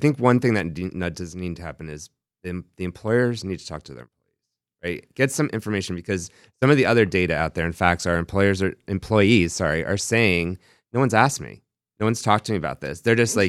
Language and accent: English; New York, United States; They also grew up where I grew up in New York